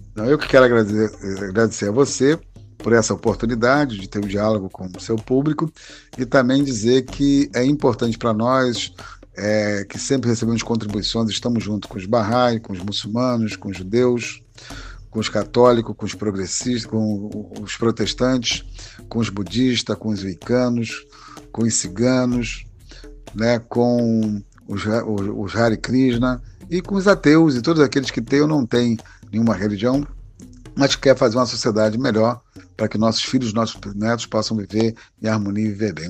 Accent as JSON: {"language": "Portuguese", "region": "Rio de Janeiro", "country": "Brazil", "tie": "born or raised there", "said": "eu nasci no Rio, de uma campista"}